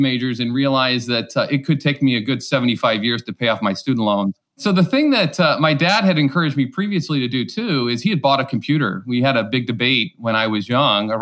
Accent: Godfrey, Illinois, United States; moved away as an adult; now in St. Louis, United States; I grew up just across the river in a little town called Godfrey, Illinois, just north of Alton

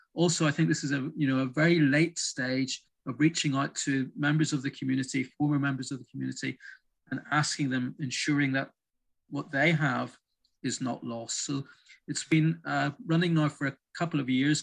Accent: Belfast, Northern Ireland, United Kingdom; I grew up in Belfast as a member of the, the Jewish community there back in the 70s and 80s.

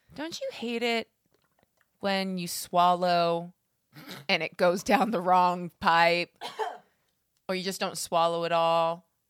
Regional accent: Alberta, Canada; born or raised there

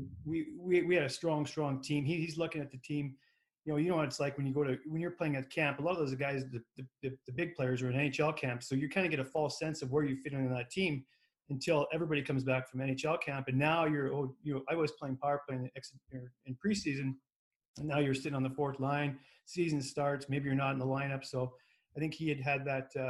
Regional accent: Lethbridge, Alberta, Canada; We grew up in Lethbridge.

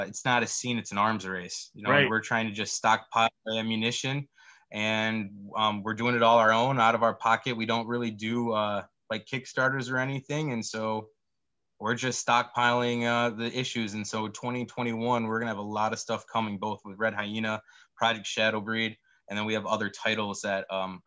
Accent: West Michigan, United States; my childhood and growing up in West Michigan.

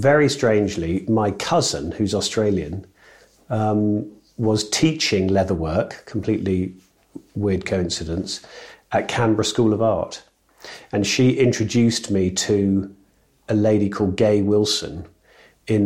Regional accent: near Northampton, East Midlands, United Kingdom; I grew up near Northampton

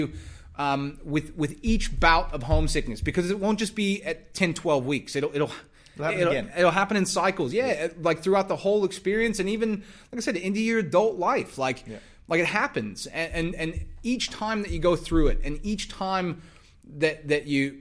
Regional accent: United States; moved away as an adult; also born or lived in Texas; now in Australia; I'm from the States

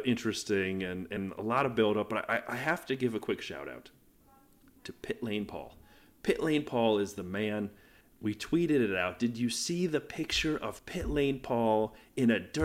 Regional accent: United States; I am such an American

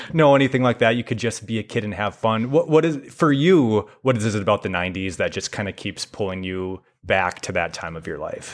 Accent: Foley, Minnesota, United States; I grew up in Foley

